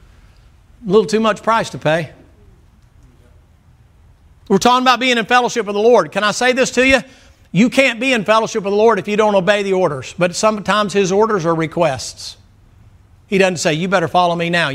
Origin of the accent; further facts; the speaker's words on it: the South, United States; I'm from the South